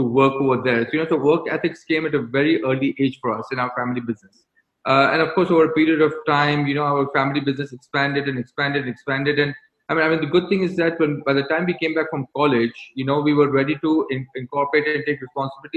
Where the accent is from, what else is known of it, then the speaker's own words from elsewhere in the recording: Bahrain; was born in Bahrain. I was raised in Bahrain. I consider myself as a Bahraini.